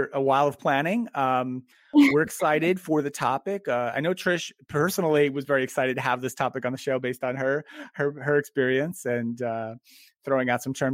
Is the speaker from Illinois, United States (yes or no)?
no; North Carolina, United States; I'm from North Carolina